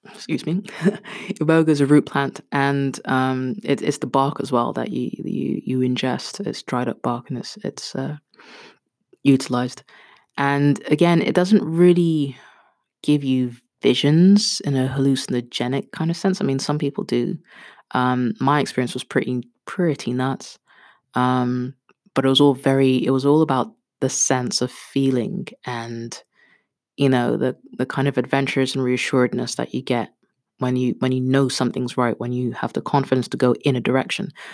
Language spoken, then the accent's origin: English; Kenya; I'm Kenyan